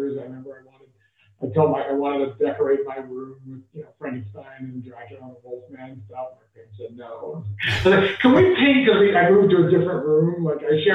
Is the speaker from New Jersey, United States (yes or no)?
no; Los Angeles, California, United States; Born and raised in Los Angeles, with the Fairfax